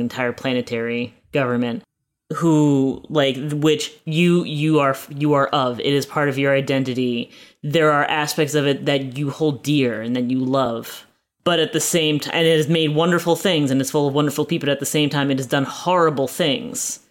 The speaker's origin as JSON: {"language": "English", "country": "United States", "said": "as an American, as an American citizen"}